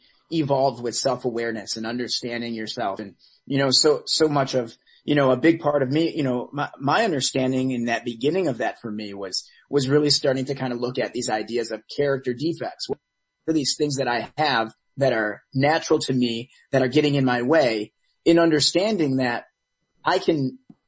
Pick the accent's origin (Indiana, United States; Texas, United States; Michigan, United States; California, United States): Michigan, United States; Detroit; now in Los Angeles, United States; I was born and raised in Metro Detroit